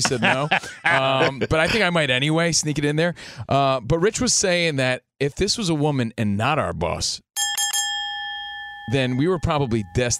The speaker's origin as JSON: {"language": "English", "region": "East Coast", "country": "United States", "said": "Again, we're from the East Coast, so these were the soundtracks to our life, basically."}